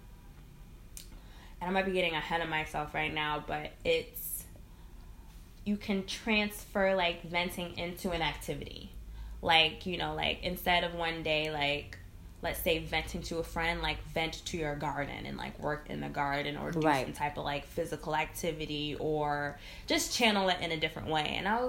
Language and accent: English; Connecticut, United States; now in Brooklyn, United States; I'm from Connecticut, so, like, working back home